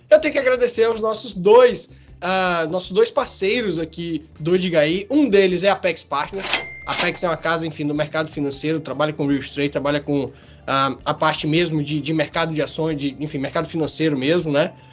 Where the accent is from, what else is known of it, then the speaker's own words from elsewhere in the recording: Bahia, Brazil; now in Vitória, Brazil; eu sou baiano, eu sou baiano.